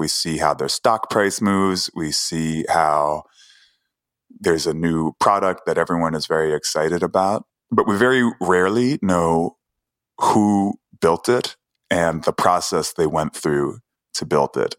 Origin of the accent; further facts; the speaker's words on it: New York City, New York, United States; I grew up in Queens